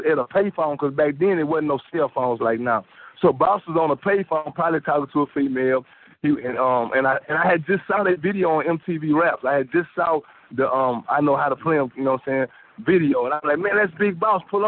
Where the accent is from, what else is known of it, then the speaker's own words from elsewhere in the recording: Houston, Texas, United States; also born or lived in Woodville, Texas / Hillister, Texas; I moved to Houston. And the first place I stayed in Houston was Acres Home, Studiwood. And I moved to, like, Greenfield when I was probably about 10 years old. So, and that's where I've been the rest of my life